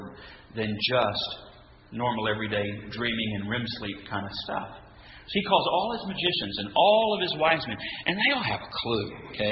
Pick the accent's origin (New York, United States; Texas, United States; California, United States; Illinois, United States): Texas, United States; West; where I'm from West Texas, Bramer